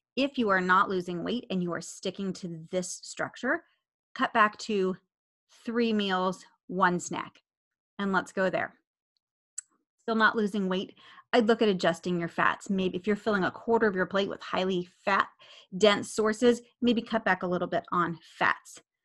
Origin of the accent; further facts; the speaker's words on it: United States; I'm an American